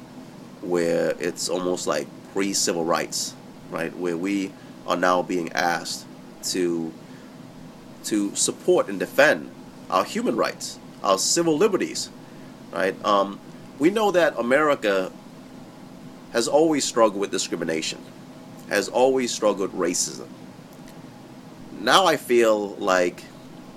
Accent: United States; as American Muslim

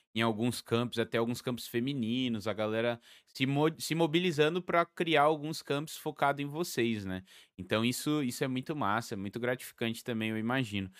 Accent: São Paulo, Brazil; Eu sou de São Paulo, capital

